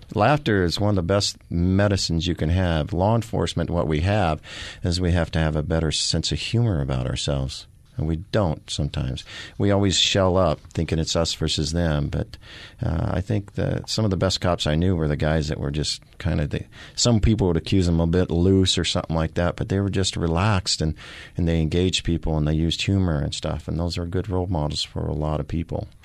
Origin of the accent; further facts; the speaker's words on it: the Ozarks, Missouri, United States; also born or lived in Kansas City, Missouri; now in Phoenix, United States; I am from the Missouri, the Ozarks. I was born in the Ozarks